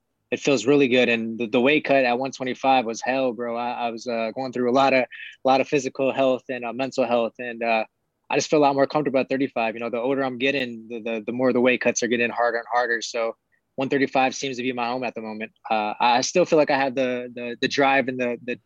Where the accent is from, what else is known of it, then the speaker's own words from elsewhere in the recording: Milwaukee, Wisconsin, United States; I come from Milwaukee, Wisconsin, not much of a place people know